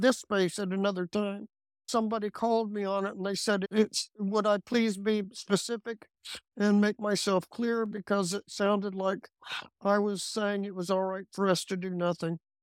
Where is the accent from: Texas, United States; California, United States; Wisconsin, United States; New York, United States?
Texas, United States; I'm a Texan. This is the way Texans do things